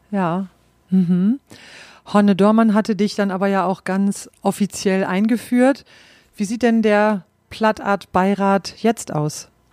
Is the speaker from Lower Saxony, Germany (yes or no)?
yes; East Frisia, Lower Saxony, Germany; ich in Ostfriesland aufgewachsen bin